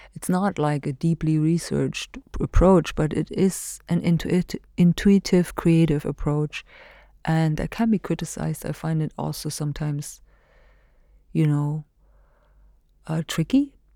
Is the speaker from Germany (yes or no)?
yes; Germany; moved away as an adult; now in Hailuoto, Finland; where I come from, this specific weird little German country that existed for forty years